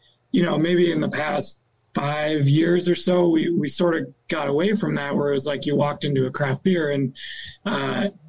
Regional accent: Maine, United States; moved away as an adult; also born or lived in Minneapolis; I grew up in Maine, but I've been gone for about 15 years since I left for college

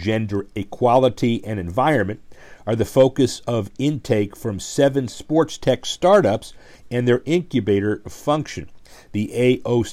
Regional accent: Miami, Florida, United States; my hometown Miami Dolphins

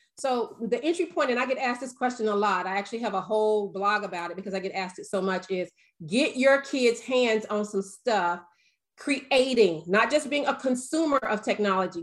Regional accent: the South, United States; I'm from the South

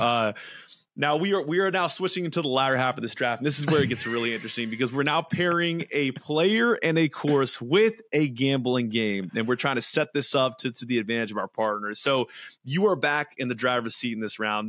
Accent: California, United States; played a lot of golf growing up there. I, I'm, I'm from California.

